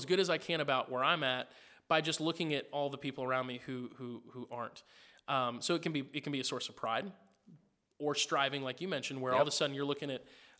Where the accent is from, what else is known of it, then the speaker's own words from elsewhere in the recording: Springfield, Missouri, United States; I grew up in Springfield, Missouri. Well, I grew up in a lot of places. I moved around a lot. But I spent a big chunk of my early days in Springfield.